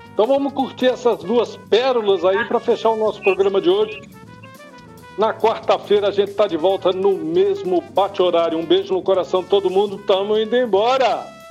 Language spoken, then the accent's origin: Portuguese; Brazil; enquanto brasileiros, enquanto país